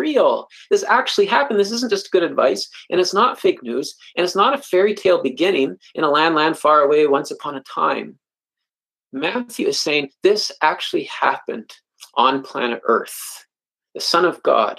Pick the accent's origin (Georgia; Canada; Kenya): Canada; I'm a Canadian